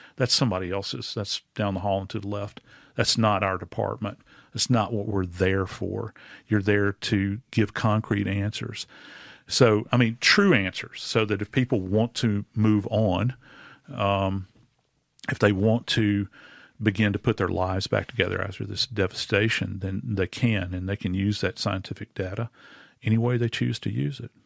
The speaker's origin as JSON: {"language": "English", "town": "New Orleans", "region": "Louisiana", "country": "United States", "tie": "born or raised there", "said": "in my hometown in New Orleans"}